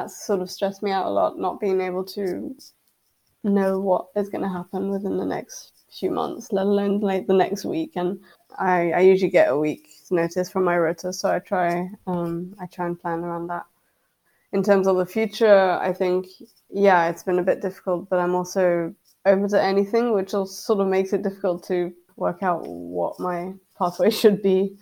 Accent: France; moved away as an adult; now in Edinburgh, United Kingdom; I'm from France, and in France the degrees are very field orientated.

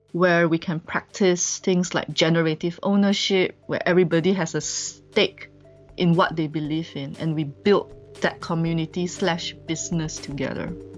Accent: Malaysia; moved away as an adult; also born or lived in Vietnam; I'm a Malaysian

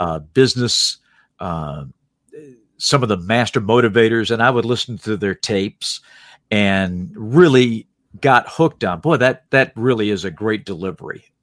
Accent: Salisbury, North Carolina, United States; born or raised there; moved away as an adult; also born or lived in Norfolk, Virginia

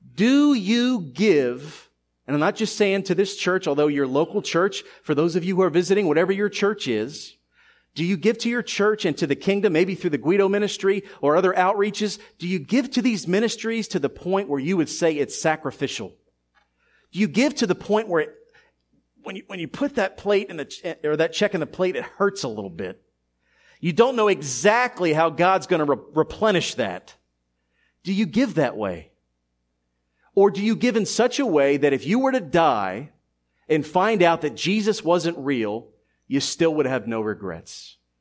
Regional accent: Philadelphia, Pennsylvania, United States; a teenager growing up in Philadelphia in the early nineties

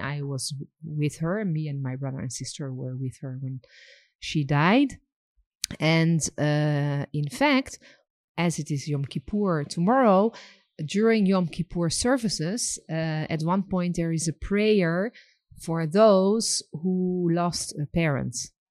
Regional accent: Netherlands; also born or lived in France; now in Israel; I was born in Holland.

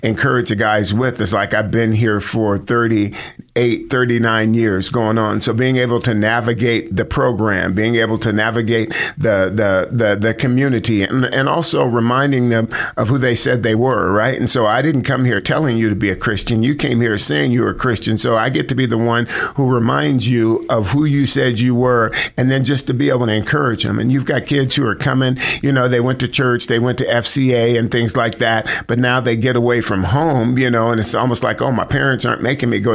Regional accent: Sacramento, California, United States; moved away as an adult; also born or lived in Monterey, California / Idaho; now in Boise, United States; I grew up mostly in Sacramento, like junior high school and then high school

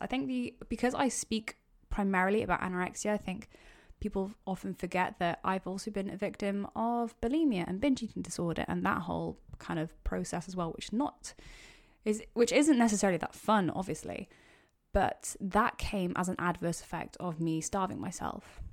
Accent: Wales, United Kingdom; also born or lived in Cardiff; I'm, uh, Welsh

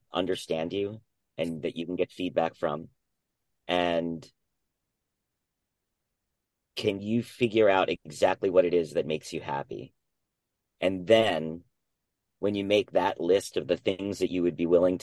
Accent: New Jersey, United States; I was born and raised in New Jersey

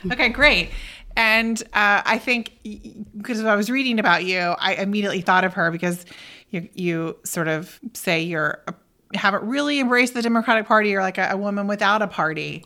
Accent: Oklahoma, United States; moved away as an adult; I'm originally from Oklahoma

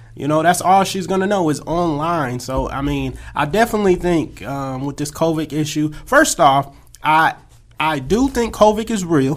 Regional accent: California, United States; moved away as an adult; also born or lived in Akron, Ohio; now in Atlanta, United States; I grew up in Cali. I'm a Cali boy at heart.

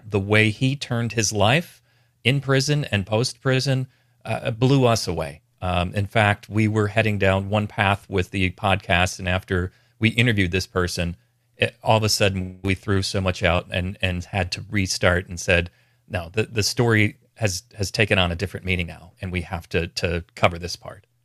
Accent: Northwest Indiana, United States; moved away as an adult; now in Chicago, United States; I grew up in Northwest Indiana

